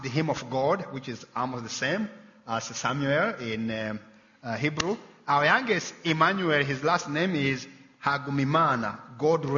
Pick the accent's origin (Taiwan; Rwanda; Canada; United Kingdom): Rwanda; born or raised there; moved away